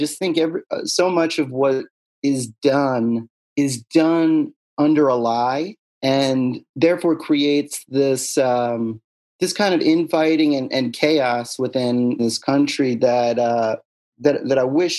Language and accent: English; Pennsylvania, United States; I'm from Bucks County, baby.